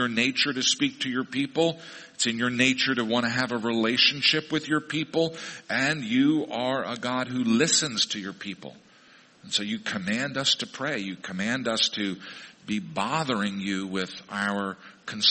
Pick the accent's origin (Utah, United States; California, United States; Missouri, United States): Missouri, United States; moved away; my hometown in Missouri.